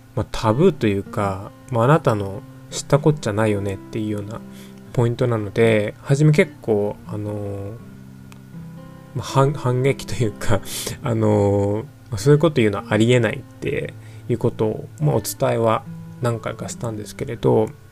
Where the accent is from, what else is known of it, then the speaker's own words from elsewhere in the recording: Japan; 自分自身もこう日本人日本で生まれ育った日本人なので